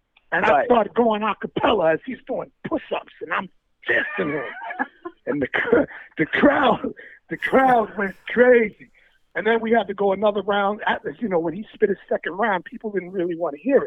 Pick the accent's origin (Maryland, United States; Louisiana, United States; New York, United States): New York, United States; New York City; I was from Queens